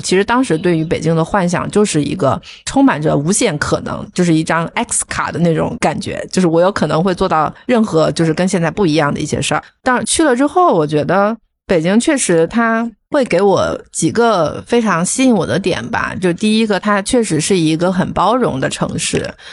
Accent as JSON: {"language": "Chinese", "town": "Wuhan", "region": "Hubei", "country": "China", "tie": "born or raised there", "also_born_or_lived": "Guangzhou / Beijing", "moved": "as an adult", "said": "我一直都是在，就是我的家乡武汉， 就是寸步不离， 就基本上完全没有离开过， 就大学也是在自己的家乡读的"}